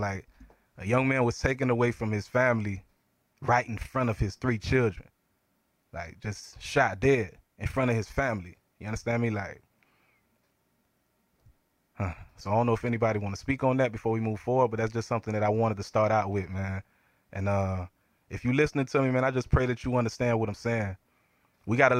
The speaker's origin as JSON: {"language": "English", "town": "Lake Worth", "region": "Florida", "country": "United States", "tie": "born or raised there", "also_born_or_lived": "Brooklyn, New York", "said": "growing up in Lake Worth"}